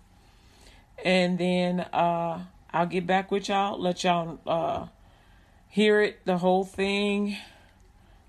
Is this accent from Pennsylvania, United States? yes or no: no; Chicago, Illinois, United States; I grew up in Chicago